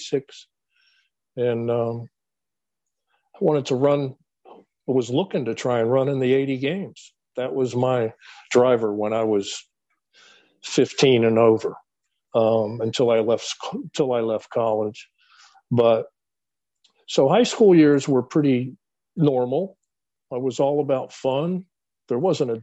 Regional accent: Falls Church, Virginia, United States; The development that I grew up in Falls Church was a very transient development. It's right outside of Washington, D.C.

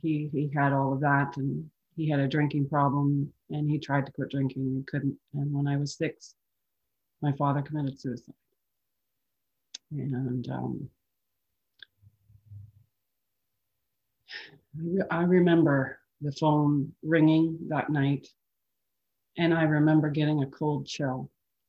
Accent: Calgary, Alberta, Canada; I was born in Calgary

